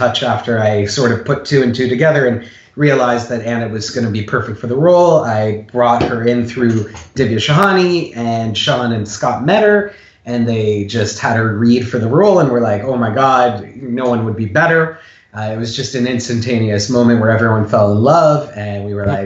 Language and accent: English; Canada; moved away as an adult; also born or lived in California / Chicago; I'm Canadian, born and raised